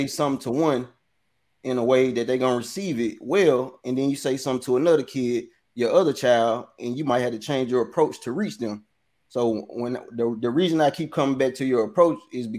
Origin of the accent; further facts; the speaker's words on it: Coldwater, Mississippi, United States; I'm from Coldwater